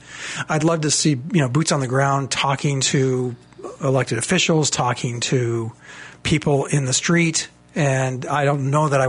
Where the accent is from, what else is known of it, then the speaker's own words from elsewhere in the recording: Southern California, United States; now in Alabama, United States; When I first moved here, you know, you got to think I'm from Southern California.